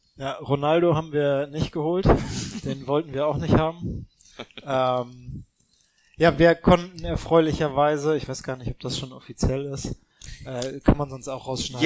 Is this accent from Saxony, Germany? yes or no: no; Hamburg, Germany; in Hamburg, in meiner Heimatstadt